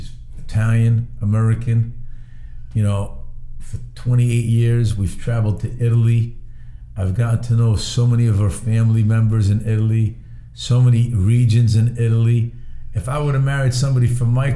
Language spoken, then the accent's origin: English; Beirut, Beirut Governorate, Lebanon; now in United States; I'm from Beirut, Lebanon